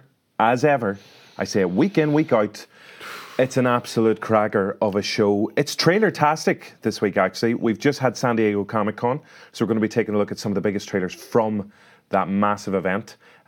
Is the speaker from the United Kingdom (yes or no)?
yes; Derry, Northern Ireland, United Kingdom; There's Derry, my hometown.